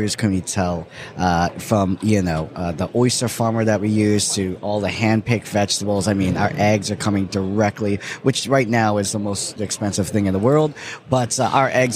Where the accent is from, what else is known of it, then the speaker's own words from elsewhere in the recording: Winter Park, Florida, United States; I'm from Winter Park, from Orlando.